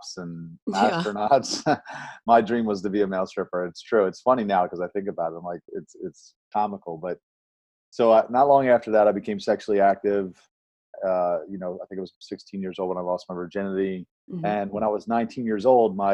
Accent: Baltimore, Maryland, United States; I was born and raised in Baltimore, Maryland

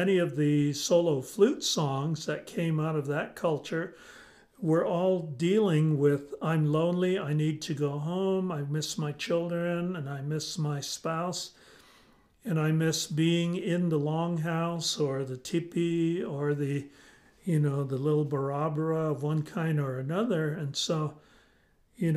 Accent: Poston, Arizona, United States; also born or lived in Flagstaff, Arizona; I grew up in a number of different communities. And as Athabascans, we share our children within the family, extended family group, let's say. And so I grew up in Poston, Arizona

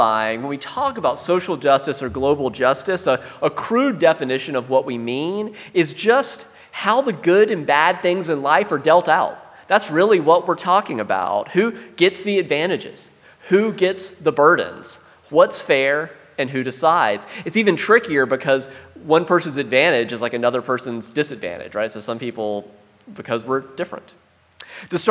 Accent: South Carolina, United States; I grew up in South Carolina

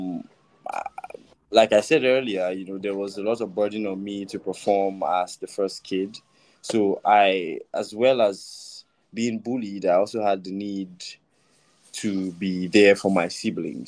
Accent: Delta, Nigeria; also born or lived in Ogun State; I'm from Delta.

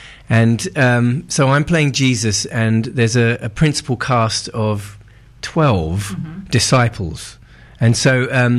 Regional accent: England, United Kingdom; moved away as an adult; now in United States; I've been in America for seven years and I still, you know, I'm still an English boy at heart.

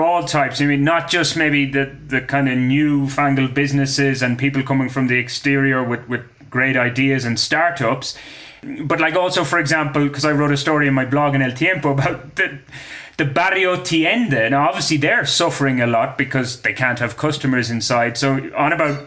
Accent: Ireland; I am Irish

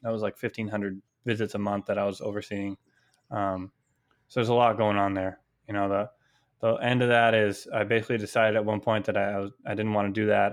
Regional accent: California, United States; moved away as an adult; also born or lived in Maine / Boston; I'm originally from California, came out to Maine for college

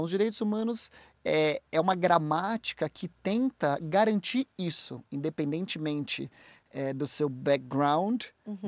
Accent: Brazil; moved away as an adult; also born or lived in United States; Eu sou do Brasil, eu é, sou advogado

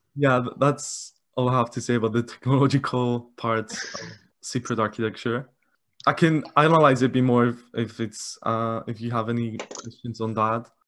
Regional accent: Cyprus; I'm from Cyprus

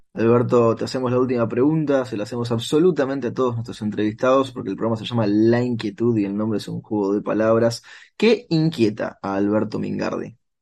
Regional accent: Argentina; acá soy argentino

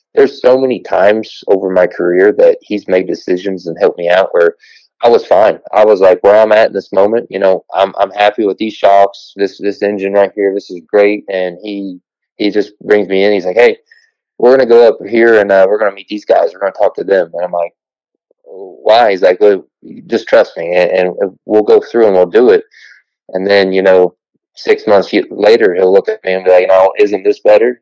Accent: Southern Ohio, United States; where Kentucky and West Virginia, Ohio all touch right at the bottom

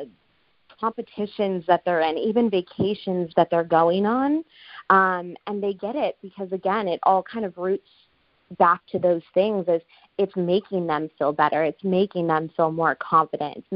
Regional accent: Southern California, United States; moved away as an adult; now in Phoenix, United States; my hometown in Southern California

